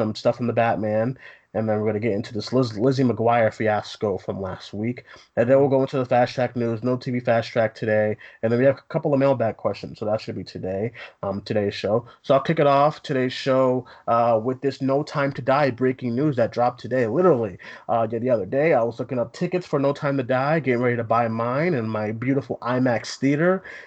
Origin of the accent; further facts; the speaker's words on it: United States; as an American